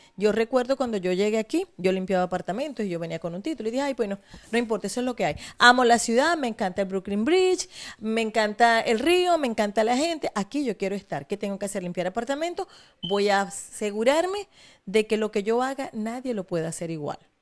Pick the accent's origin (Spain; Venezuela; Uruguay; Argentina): Venezuela; Maracaibo, Zulia; also born or lived in Falcón; yo nací en Maracaibo, pero mis padres son de Falcón